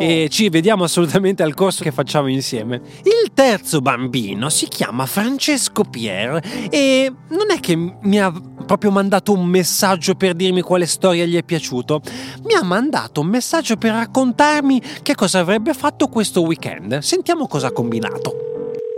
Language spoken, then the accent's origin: Italian; Bologna, Emilia-Romagna, Italy; tornare nella mia città di Bologna